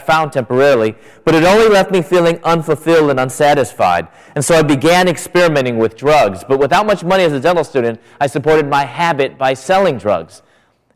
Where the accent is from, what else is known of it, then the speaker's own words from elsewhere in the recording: United States; I'm American. I'm not Chinese. I'm American